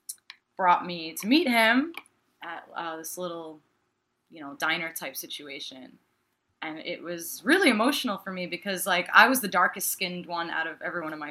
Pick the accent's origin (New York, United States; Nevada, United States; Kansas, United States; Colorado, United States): New York, United States